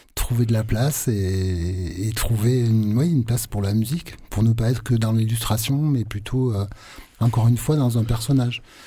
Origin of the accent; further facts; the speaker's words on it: Aveyron, Occitania, France; also born or lived in Marseille; je suis pas marseillais, moi je suis aveyronnais